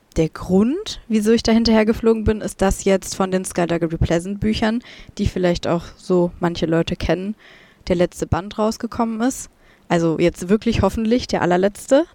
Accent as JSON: {"language": "German", "country": "Germany", "said": "ich komme aus Deutschland"}